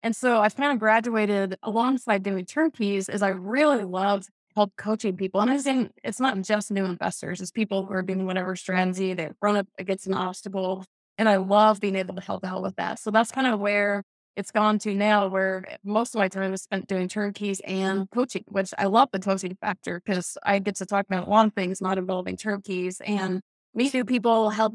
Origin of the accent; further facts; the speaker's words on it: Atlanta, Georgia, United States; moved away; I was from Atlanta